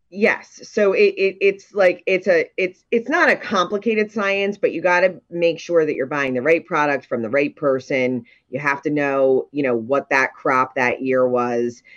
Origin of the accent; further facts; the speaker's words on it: Ocean City, New Jersey, United States; I was born and raised in Ocean City